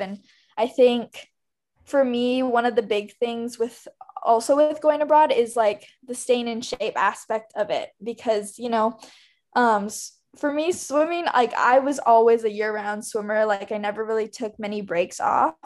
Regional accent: Hawaii, United States; I'm from Hawaii, and so we don't really have seasons there.

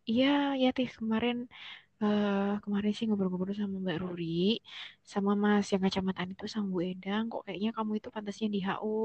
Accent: Malang, East Java, Indonesia; aku nggak pernah ngekos Ri aku kan orang Malang kuliah di UIN hmm.

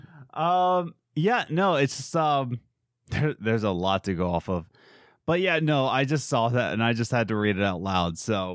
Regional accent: East Coast, United States; I'm from the East Coast. I'm going Eastern medicine, whatever, East for life, gang up.

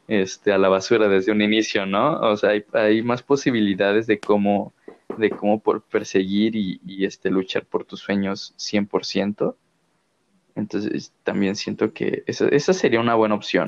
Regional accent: Mexico; mexicano de corazón, de alma

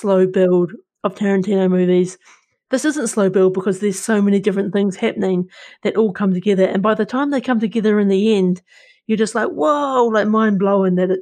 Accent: New Zealand; born or raised there

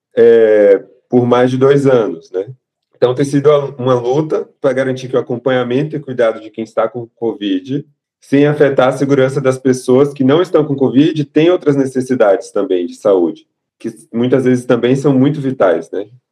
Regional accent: Salvador, Bahia, Brazil; moved away as an adult; now in São Paulo, Brazil; E eu sou de Salvador, nasci em Salvador, me mudei para São Paulo para estudar, fazer a faculdade, e agora estou fazendo a residência

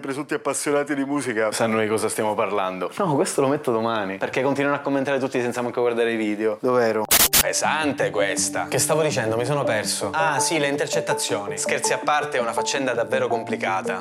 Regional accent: Sicily, Italy; Orgogliosamente veneto almeno il doppio di quanto io non sia orgogliosamente siciliano

